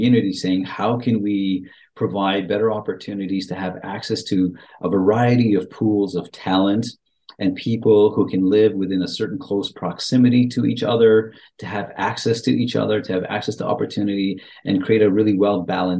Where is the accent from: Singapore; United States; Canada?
Canada; York Region, Ontario; now in Richmond Hill, Canada; I grew up outside of Richmond Hill, just in a neighboring city. So York Region has been home to me for a very, very long time